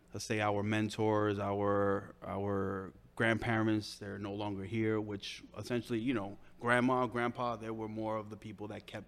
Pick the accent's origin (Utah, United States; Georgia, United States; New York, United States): New York, United States; New York City; I am originally from Williamsburg, Brooklyn.